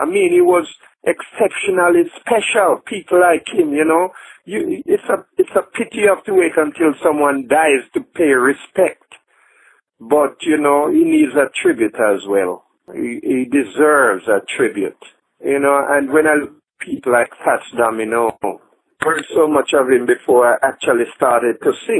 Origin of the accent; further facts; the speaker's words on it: England, United Kingdom; also born or lived in Jamaica / Brooklyn, United States; yeah? I was born in Jamaica not long ago, and then as a little kid I went to England, UK. There I grew up, and in fact I spent most of my younger days in America as well, Brooklyn.